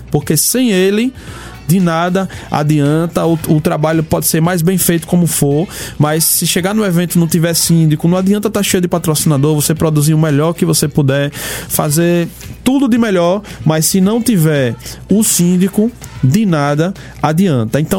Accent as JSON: {"language": "Portuguese", "region": "Northeast Region", "country": "Brazil", "said": "Nós somos nordestinos. Tô falando aqui de Aracaju e lá em Teresina tem duas pessoas maravilhosas."}